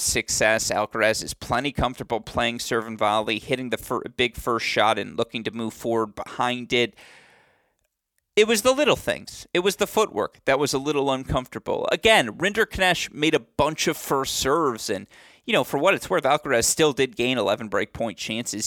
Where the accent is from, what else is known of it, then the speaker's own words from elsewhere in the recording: Bloomfield Hills, Michigan, United States; my hometown, Bloomfield Hills, Michigan